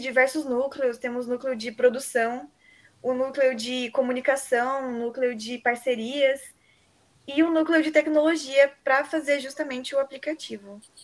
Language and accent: Portuguese; São Paulo, Brazil; moved away as an adult; now in Bauru, Brazil; eu sou de São Paulo Geralmente eu apenas estudo em Bauru, na Unesp